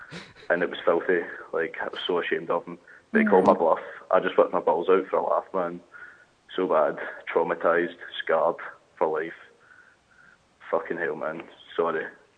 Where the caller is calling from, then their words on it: Glasgow, Scotland, United Kingdom; I'm phoning from Glasgow.